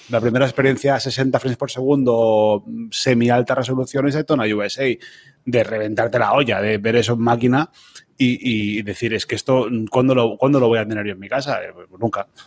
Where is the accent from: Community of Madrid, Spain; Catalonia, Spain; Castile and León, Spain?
Catalonia, Spain; somos jóvenes, pero somos catalanes